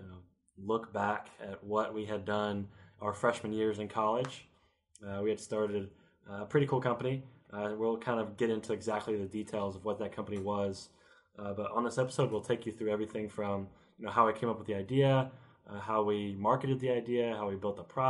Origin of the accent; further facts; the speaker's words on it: Elizabethtown, Kentucky, United States; I'm from Elizabethtown, Kentucky.